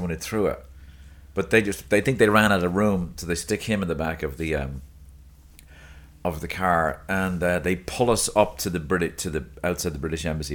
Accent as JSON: {"language": "English", "town": "Dublin", "region": "Leinster", "country": "Ireland", "tie": "born or raised there", "moved": "yes", "lives_now": "United States", "said": "Balls Bridge, near where I grew up"}